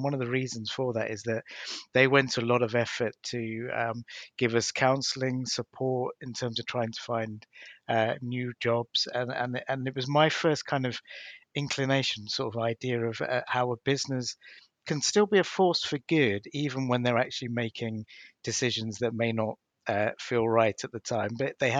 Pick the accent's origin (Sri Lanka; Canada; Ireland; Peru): Sri Lanka; born there; So my dad, I was born in Sri Lanka back in 1966.